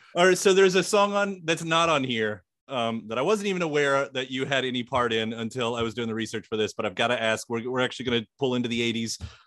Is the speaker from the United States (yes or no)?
yes; Louisville, Kentucky, United States; "Where are you from?" And I said, "Louisville,"